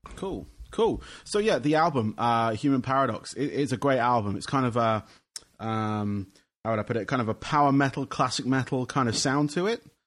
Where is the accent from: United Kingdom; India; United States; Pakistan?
United Kingdom; England; being from England